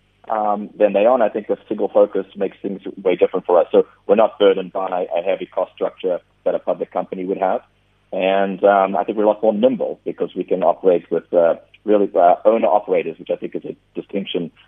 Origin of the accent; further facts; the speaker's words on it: South Africa; being a South African myself